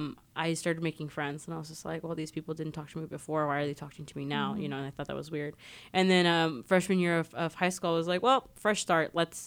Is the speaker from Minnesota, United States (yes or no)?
no; Mojave Desert, California, United States; moved away as an adult; I come from the Mojave Desert. In the Mojave Desert, there are no Pride Centers.